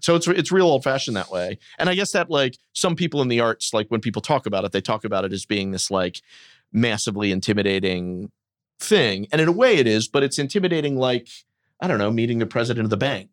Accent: Wilmington, Delaware, United States; moved away as an adult; also born or lived in New York; I'm from Wilmington, Delaware

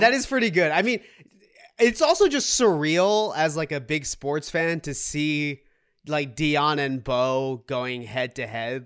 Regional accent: Boston, Massachusetts, United States; also born or lived in Seoul, South Korea; now in New York City, United States; I grew up in the Boston area

